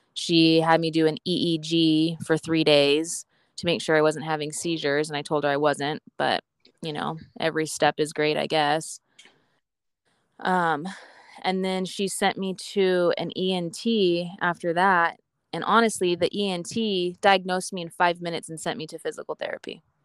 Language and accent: English; Boise, Idaho, United States; I'm from I'm from Idaho, Boise, Idaho